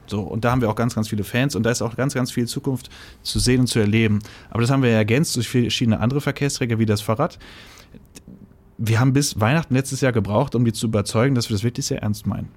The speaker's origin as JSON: {"language": "German", "area": "Sauerland", "region": "North Rhine-Westphalia", "country": "Germany", "tie": "born or raised there", "moved": "as an adult", "lives_now": "Berlin, Germany", "said": "Ich bin gebürtiger Sauerländer."}